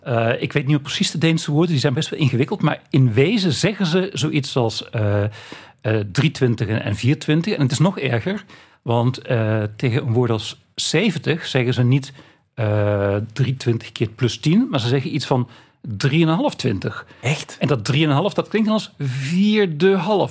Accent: Limburg, Netherlands; Limburg, waar ik vandaan kom

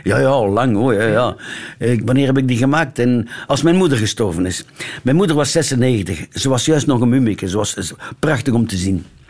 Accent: Ghent, Flanders, Belgium; accent: Gents; mijn Gents accent

